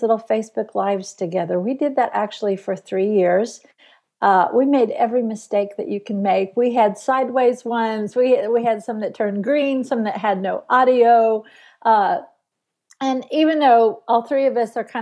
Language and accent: English; Tulsa, Oklahoma, United States; moved away; I'm a Tulsa girl